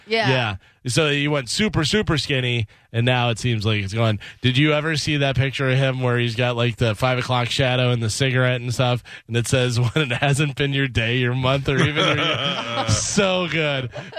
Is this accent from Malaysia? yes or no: no; Ireland; As an Irish guy